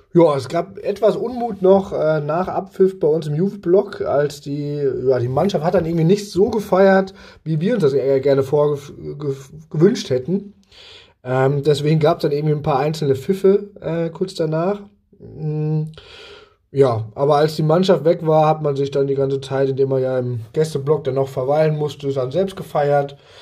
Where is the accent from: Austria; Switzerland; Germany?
Germany; als Deutscher